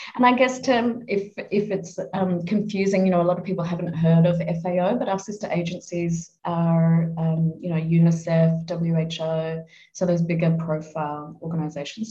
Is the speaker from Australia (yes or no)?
yes; Adelaide, South Australia, Australia; moved away as an adult; also born or lived in Melbourne; I was born in Adelaide. I, I, grew up in Adelaide.